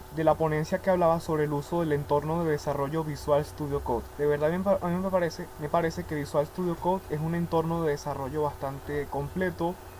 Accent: Venezuela; soy de Venezuela.

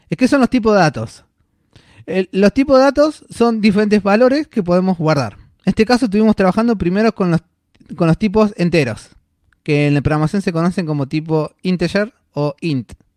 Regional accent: Buenos Aires, Argentina; soy de acá de Buenos Aires

